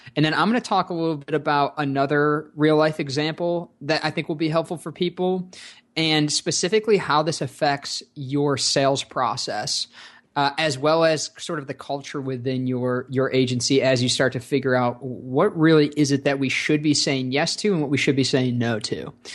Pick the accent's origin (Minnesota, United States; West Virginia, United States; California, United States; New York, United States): New York, United States; Rochester; I grew up in Rochester, New York